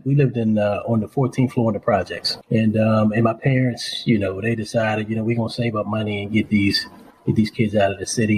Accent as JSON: {"language": "English", "town": "Charleston", "region": "South Carolina", "country": "United States", "tie": "born or raised there", "also_born_or_lived": "Harlem, New York City, New York", "said": "when we moved from New York to Charleston, I was a sickly kid."}